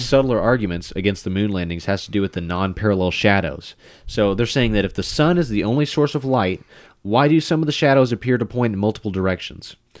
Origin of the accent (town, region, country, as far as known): United States